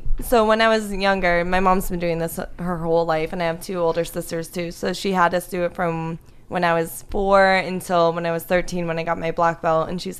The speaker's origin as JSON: {"language": "English", "region": "Florida", "country": "United States", "tie": "born or raised there", "also_born_or_lived": "Pittsburgh, Pennsylvania / Connecticut", "said": "Well, I was born in Pittsburgh, but then I lived in Connecticut for 9 years and then South Florida for the rest of my life."}